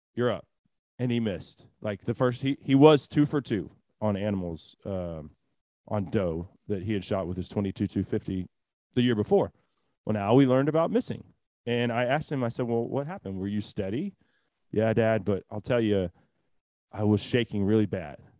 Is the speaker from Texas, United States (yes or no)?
yes; Texas, United States; as a Texan